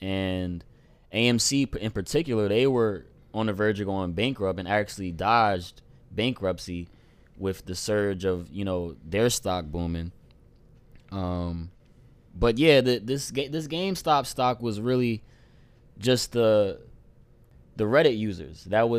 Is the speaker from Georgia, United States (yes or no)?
no; Camden, New Jersey, United States; recording in Camden right now, Camden, New Jersey, my dad's house. And this is my big brother that I grew up with in Camden, you know, since day one.